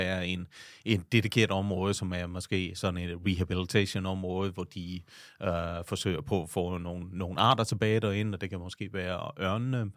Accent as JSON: {"language": "Danish", "town": "Vejle", "region": "Southern Denmark", "country": "Denmark", "tie": "born or raised there", "also_born_or_lived": "New York / Italy", "moved": "as an adult", "said": "jeg er født og opvokset lige uden for Vejle"}